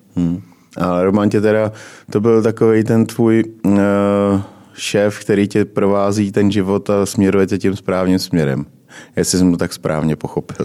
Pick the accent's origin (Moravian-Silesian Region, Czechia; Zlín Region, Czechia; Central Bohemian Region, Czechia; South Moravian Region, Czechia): Zlín Region, Czechia; Uherské Hradiště; já jsem taky z Moravy, jo, já jsem z Hradiště